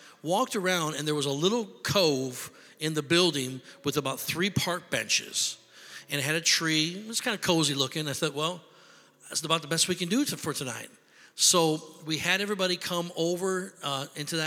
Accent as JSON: {"language": "English", "town": "Rockford", "region": "Illinois", "country": "United States", "tie": "born or raised there", "also_born_or_lived": "Beloit, Wisconsin", "said": "my wife and I, we were born and raised in Rockford, Illinois"}